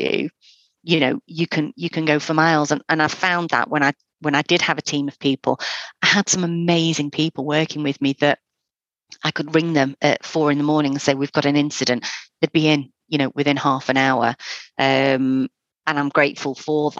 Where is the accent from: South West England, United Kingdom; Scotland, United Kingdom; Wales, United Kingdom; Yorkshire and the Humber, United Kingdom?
Wales, United Kingdom; North; now in Fylde Coast, United Kingdom; I'm originally from North Wales, so I moved up because of a holiday romance